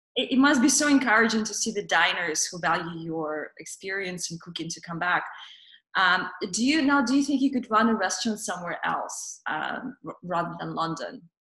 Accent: Russia; moved away; growing up in Russia

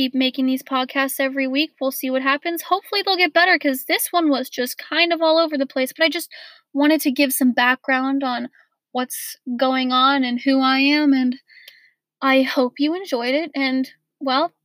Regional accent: Portland, United States; moved away; I was born in Portland, right? And I've got all these best friends that I've had since I was like 5 years old.

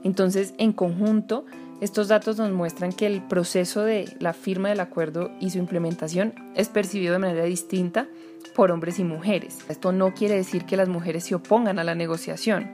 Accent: Colombia; como investigadora y como mujer colombiana

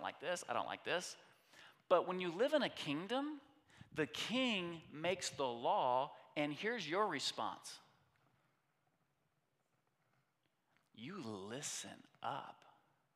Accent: United States

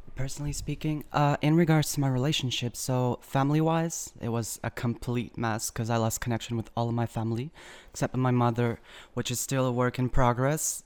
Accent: Algarve, Portugal; moved away as an adult; now in Lisbon, Portugal; I came from Algarve originally

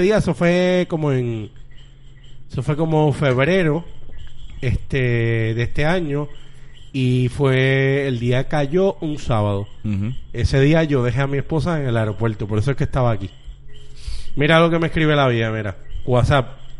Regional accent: Bayamón, Puerto Rico; now in Carolina, Puerto Rico; yo soy de Bayamón

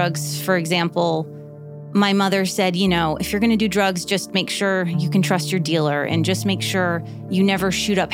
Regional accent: Miami Beach, Florida, United States; now in Los Angeles, United States; I grew up in Miami Beach in the 80s

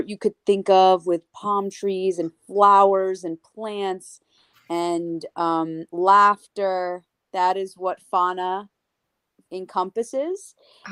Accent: Connecticut, United States; first language English; also born or lived in Bogota, Colombia / Long Island, New York; I moved and grew up in Connecticut

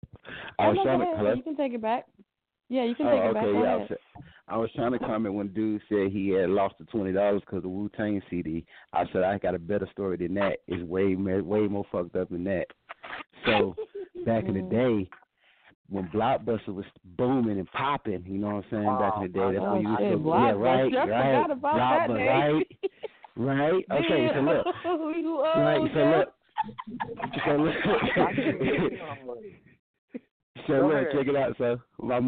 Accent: Georgia, United States; now in Denver, United States; I'm from Georgia. I'm from Georgia. That's where I did the dumb shit when I was young

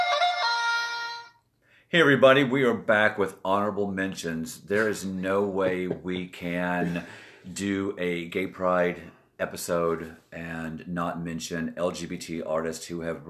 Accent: Atlanta, Georgia, United States; growing up in Atlanta

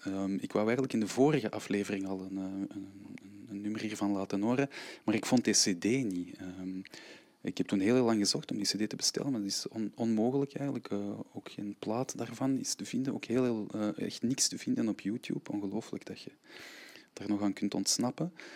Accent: Antwerp, Flanders, Belgium; Ik ben een, eh, ruim een half jaar al op tour met een aantal eh, kleine werkjes eh, in, in mijn eigen stad

